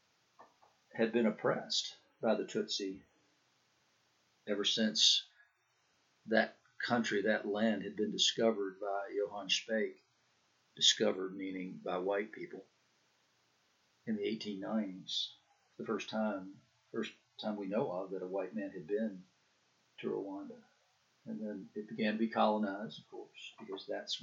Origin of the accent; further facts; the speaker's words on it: the South, United States; when I was a kid growing up in the South